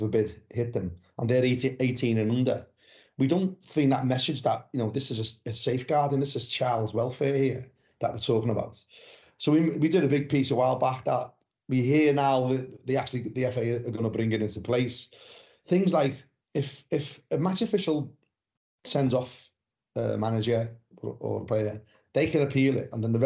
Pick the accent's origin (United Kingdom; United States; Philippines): United Kingdom; Liverpool, North West England; moved away as an adult; now in West Country, United Kingdom; I was born and bred in Anfield, but I moved down to the south, in the West Country, 33 years ago. So I've been down here longer than I lived in Liverpool.